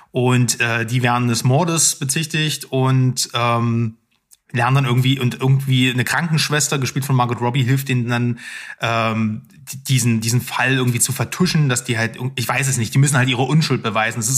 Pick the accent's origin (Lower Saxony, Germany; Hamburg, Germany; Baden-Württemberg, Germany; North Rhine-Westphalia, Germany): Lower Saxony, Germany; Ich komme aus Niedersachsen.